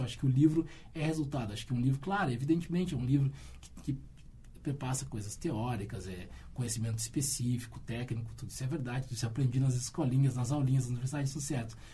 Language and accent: Portuguese; Rio Grande, Rio Grande do Sul, Brazil; Eu cresci em Rio Grande